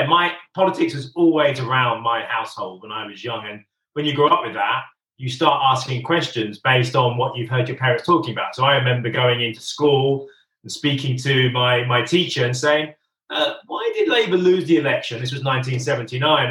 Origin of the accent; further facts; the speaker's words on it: Northampton, East Midlands, United Kingdom; also born or lived in London; most of the family I grew up with were my extended family, Northampton, my English family